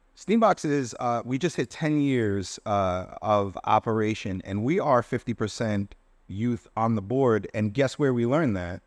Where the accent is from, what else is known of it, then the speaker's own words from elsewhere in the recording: Providence, Rhode Island, United States; I'm from Providence. I wanna serve Providence. I'm from Washington Park